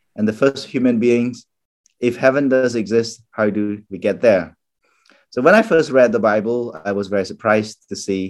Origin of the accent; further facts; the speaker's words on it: Cambodia; English is a second language; moved away as an adult; also born or lived in Japan / Phnom Penh, Cambodia; now in Northern Ireland, United Kingdom; growing up in Cambodia, in Cambodian Buddhism